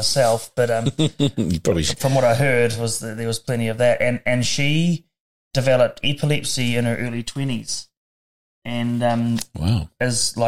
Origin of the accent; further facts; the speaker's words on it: Dunedin, Otago, New Zealand; I was born in Dunedin, 4 minutes before my sister